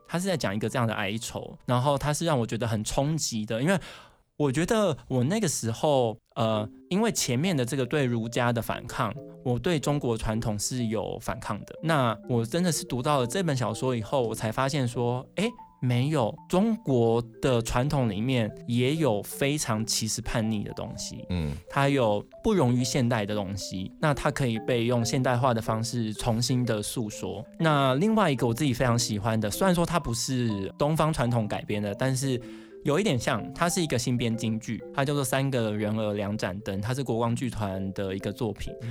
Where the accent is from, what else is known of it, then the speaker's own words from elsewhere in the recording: Taiwan; 就是让大家知道说我们台湾人有种